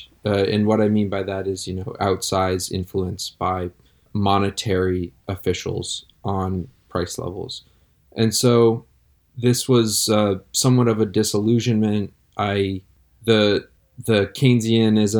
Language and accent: English; Connecticut, United States; growing up in Connecticut